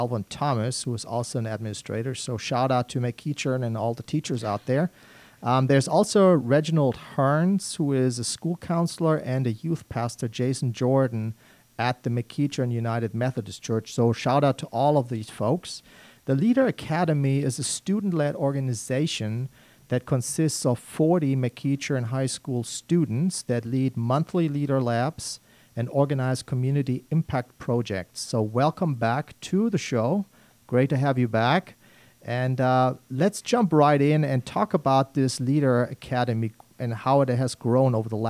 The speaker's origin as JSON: {"language": "English", "country": "Germany", "moved": "yes", "said": "I see myself as an immigrant. I came here in 1995 from Germany."}